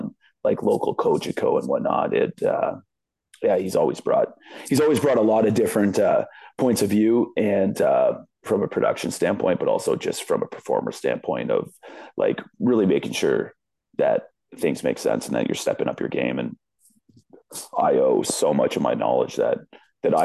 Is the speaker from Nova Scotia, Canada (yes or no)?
no; London, Ontario, Canada; my hometown of London